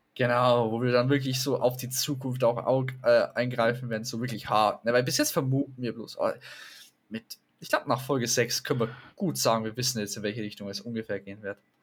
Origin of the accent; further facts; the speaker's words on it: Germany; Bei uns in Deutschland, zumindest, ich sage in dem Bereich, wo wir leben